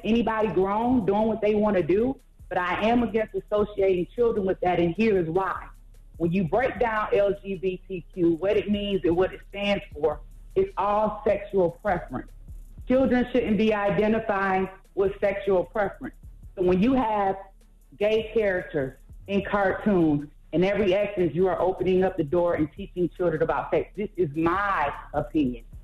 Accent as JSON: {"language": "English", "town": "Atlanta", "region": "Georgia", "country": "United States", "said": "I am from Atlanta. Been there most of my life."}